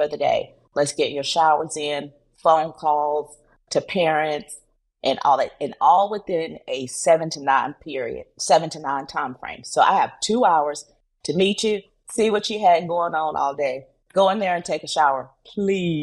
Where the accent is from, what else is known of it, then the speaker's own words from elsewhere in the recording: North Carolina, United States; moved away; I'm originally from North Carolina